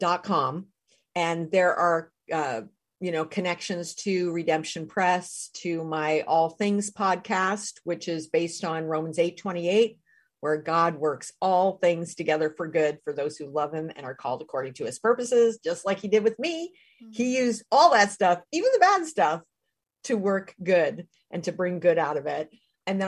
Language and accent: English; United States; I'm not Jewish and I'm American